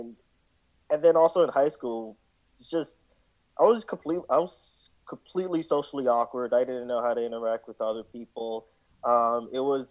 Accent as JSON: {"language": "English", "town": "New York City", "region": "New York", "country": "United States", "tie": "born or raised there", "said": "I grew up in Brooklyn and went to like Brooklyn middle schools"}